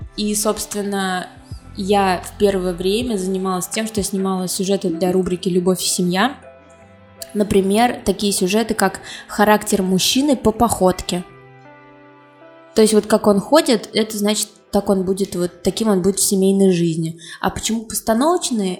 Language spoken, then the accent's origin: Russian; Kazan, Tatarstan, Russia; moved away as an adult; also born or lived in Moscow; Я родилась в Казани, я татарка